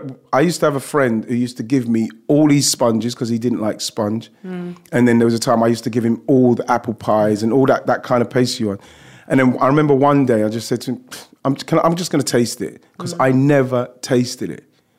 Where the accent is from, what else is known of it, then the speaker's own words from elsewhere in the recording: London, United Kingdom; I grew up in and around Broccoli, Lewisham, Deptford